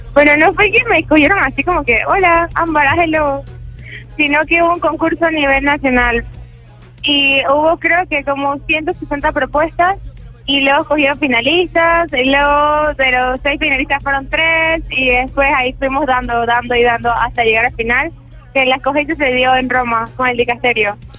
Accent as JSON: {"language": "Spanish", "country": "Panama", "said": "he sentido mucho en mi país"}